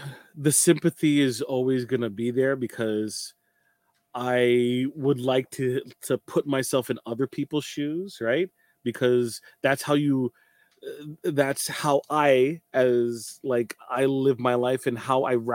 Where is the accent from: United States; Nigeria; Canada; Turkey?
Canada; I'm Trinidadian Canadian